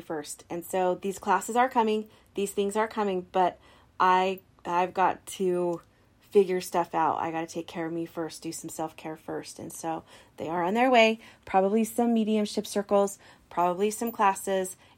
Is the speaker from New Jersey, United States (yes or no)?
no; Idaho Falls, Idaho, United States; also born or lived in Logan, Utah; I'm from Idaho Falls, Idaho. I've been living here for most of my life. I did live 12 years in Logan, Utah, but I've been here most of the time.